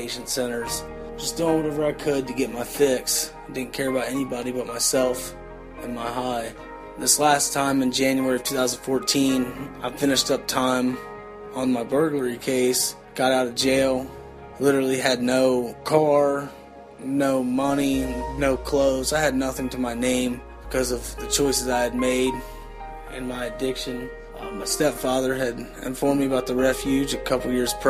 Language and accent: English; Cincinnati, Ohio, United States; I'm from Cincinnati, Ohio. I grew up in what I would call a pretty normal family